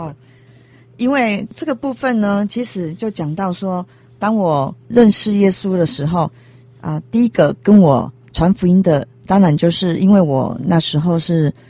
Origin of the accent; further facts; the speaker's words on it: Taiwan; 我们台湾人